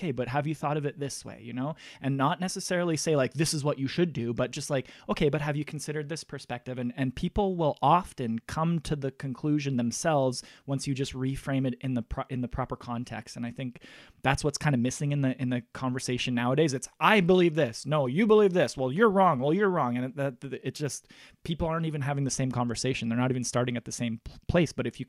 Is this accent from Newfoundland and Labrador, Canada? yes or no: no; Russell, Manitoba, Canada; I get in a little bit of trouble when I go home, because I'm from Russell, Manitoba, and sometimes the conversations can be small town-ish